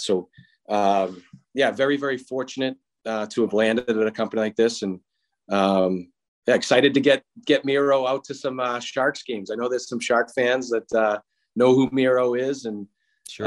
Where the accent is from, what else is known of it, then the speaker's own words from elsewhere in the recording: Boston, Massachusetts, United States; growing up in Boston